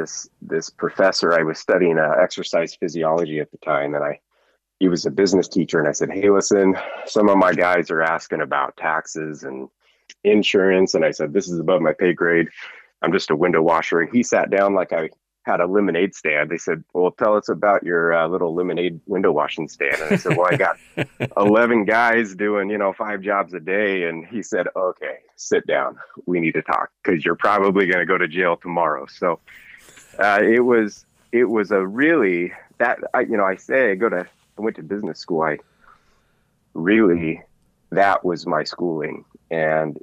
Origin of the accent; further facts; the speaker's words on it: Eagle River, Alaska, United States; also born or lived in New Mexico / Idaho; I grew up here in Alaska in Eagle River. I moved here when I was 14 from New Mexico